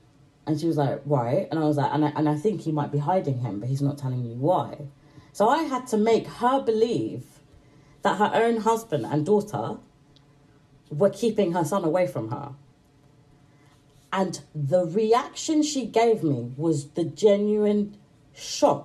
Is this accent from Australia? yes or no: no; Manchester, North West England, United Kingdom; I'm British. I was born in Manchester, but I come from like a mixed heritage family